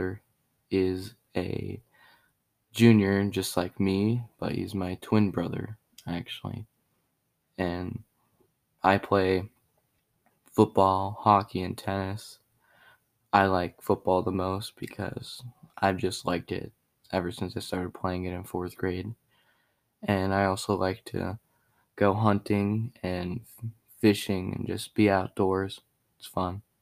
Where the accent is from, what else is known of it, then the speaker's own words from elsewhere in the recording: Havre, Montana, United States; also born or lived in Great Falls, Montana; I was born in Great Falls, Montana. I've lived in Havre my whole life